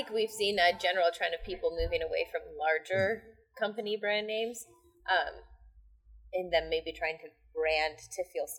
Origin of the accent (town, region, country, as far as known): United States